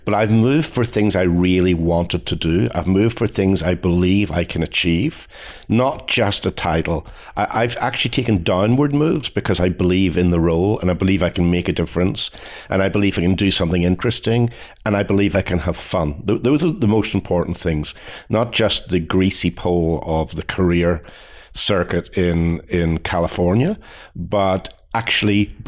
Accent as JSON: {"language": "English", "town": "Belfast", "region": "Northern Ireland", "country": "United Kingdom", "tie": "born or raised there", "moved": "as an adult", "lives_now": "United States", "said": "I grew up in Northern Ireland, which is very important to me"}